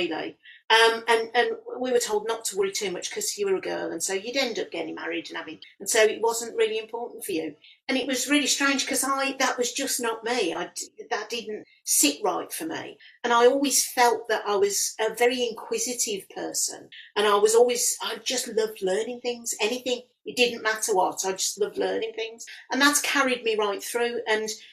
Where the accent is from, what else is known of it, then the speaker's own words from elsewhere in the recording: Walsall, West Midlands, United Kingdom; I was born and bred and born and brought up in Warsaw and in the Black Country, and from a family who were Black Country born and bred.